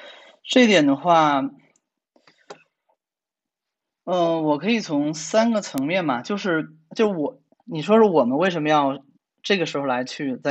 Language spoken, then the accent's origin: Chinese; China; 我虽然是中国人嘛